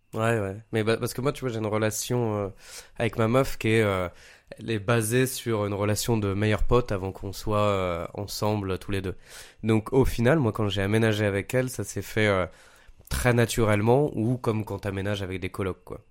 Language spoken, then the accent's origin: French; Paris, Île-de-France, France; moved away as an adult; also born or lived in Montpellier; je viens de Paris